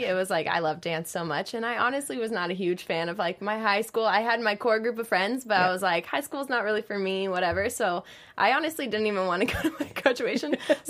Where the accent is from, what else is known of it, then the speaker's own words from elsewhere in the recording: Kansas, United States; But I grew up in Kansas.